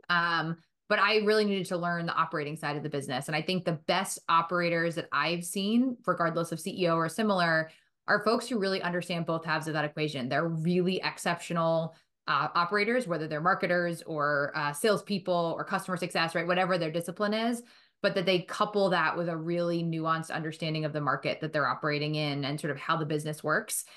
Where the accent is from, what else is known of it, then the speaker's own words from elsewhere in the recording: Boston, Massachusetts, United States; also born or lived in Milton / Chestnut Hill / West Roxbury; I grew up, um, in Boston, right outside of Boston